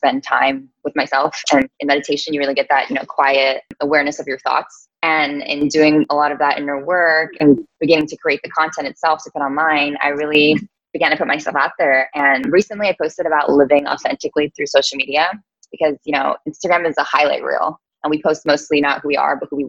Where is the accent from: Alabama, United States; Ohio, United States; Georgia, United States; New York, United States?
New York, United States; also born or lived in Las Vegas; I am from New York